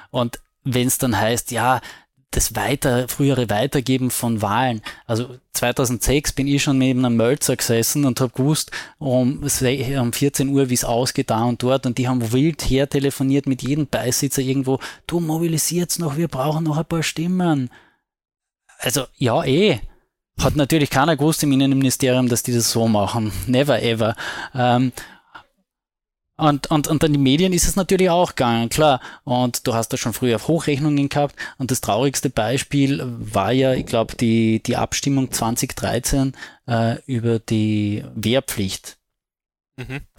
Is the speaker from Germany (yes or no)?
no; Carinthia, Austria; Beziehungsweise als Kärntner kann ich ja immer sagen, das passive Wahlrecht, gell?